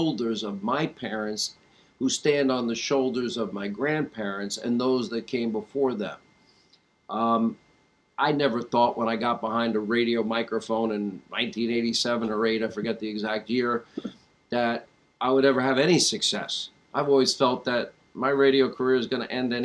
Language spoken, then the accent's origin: English; Franklin Square, New York, United States; I grew up in Franklin Square, Long Island